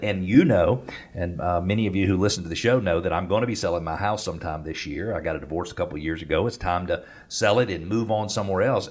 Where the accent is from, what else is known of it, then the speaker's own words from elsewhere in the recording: Atlanta, Georgia, United States; I grew up in Northeast Atlanta. As a teenager, I went to Gwinnett Place Mall